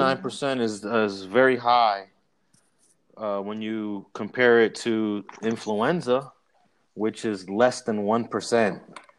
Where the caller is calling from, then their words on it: Los Angeles, California, United States; I am in Los Angeles in the Leimert Park section, just posted up at my desk.